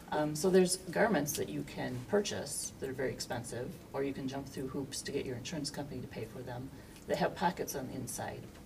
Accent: Aurora, Illinois, United States; I am a lifelong resident of Aurora

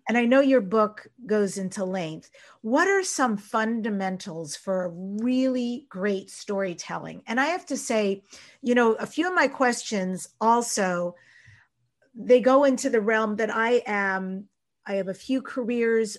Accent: Long Island, New York, United States; I grew up on Long Island in New York

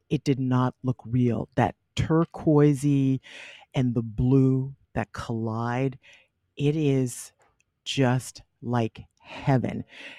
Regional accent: Charleston, South Carolina, United States; And I'm from Charleston, where we have some of the best beaches in the world

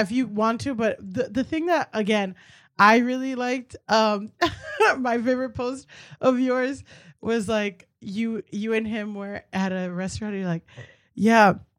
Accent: Miami, Florida, United States; I'm from Miami

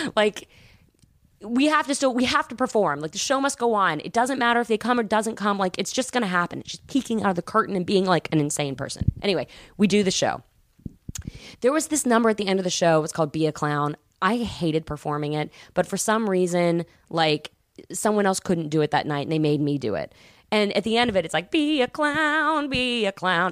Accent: Atlanta, Georgia, United States; I was from Atlanta

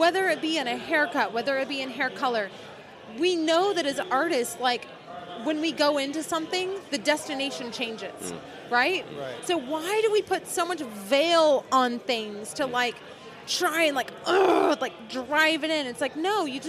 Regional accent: Shawnee, Oklahoma, United States; moved away; I'm from Oklahoma. I am from a small town called Shawnee, Oklahoma

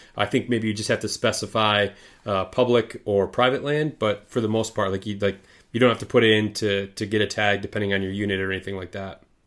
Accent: Lewiston, Michigan, United States; I grew up um, east of you, uh, small town called Lewiston

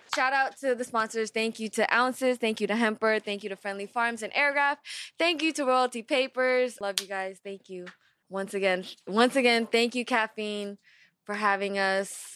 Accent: West Coast, United States; I'm from the West Coast

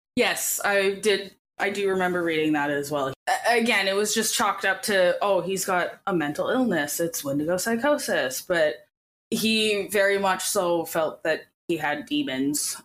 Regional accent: Edmonton, Alberta, Canada; I'm from Edmonton. I went to that carnival every single year

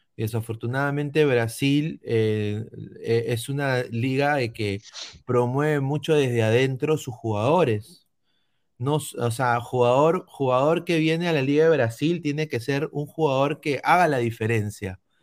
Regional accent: Peru; now in United States; como peruano

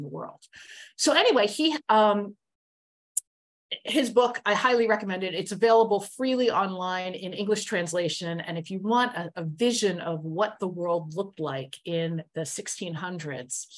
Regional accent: Bethlehem, Pennsylvania, United States; now in New York City, United States; my hometown of Bethlehem, Pennsylvania

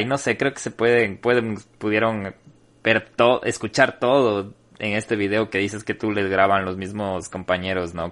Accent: Ecuador; como ecuatorianos

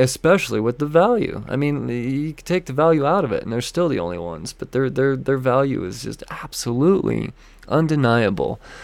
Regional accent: Denver, Colorado, United States; Denver Pop Culture Con. My hometown convention

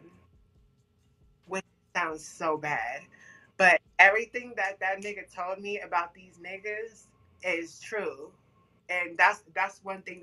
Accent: Sacramento, California, United States; I'm from Sacramento

